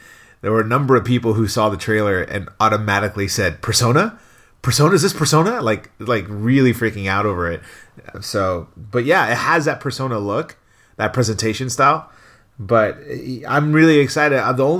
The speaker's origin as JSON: {"language": "English", "town": "Torrance", "region": "California", "country": "United States", "tie": "born or raised there", "also_born_or_lived": "Long Beach, United States", "said": "I grew up in Long Beach where they in Torrance where they have a lot of there's a Wahoo Fish Taco"}